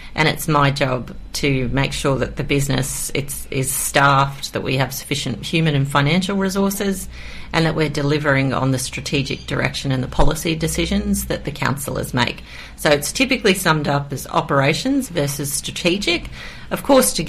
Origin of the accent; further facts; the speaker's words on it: Queensland, Australia; now in Kiama, Australia; I'm from Queensland.